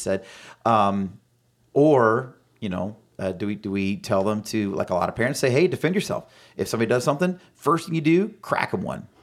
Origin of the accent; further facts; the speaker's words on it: Florida, United States; born and raised here in Florida. Lived here almost my entire life